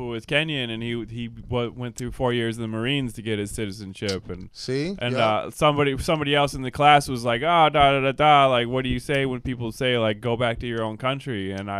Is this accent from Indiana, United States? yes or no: no; Ohio, United States; moved away as an adult; also born or lived in Chicago; we grew up in Ohio, but I really kind of like became a man in Chicago.